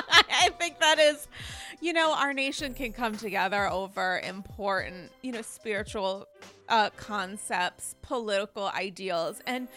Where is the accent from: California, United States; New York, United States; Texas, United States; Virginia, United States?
New York, United States; You know, I often think as a New Yorker